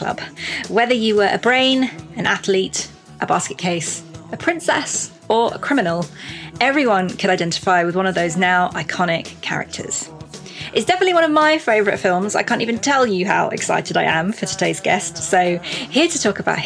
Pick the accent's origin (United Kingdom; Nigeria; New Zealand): United Kingdom; I'm British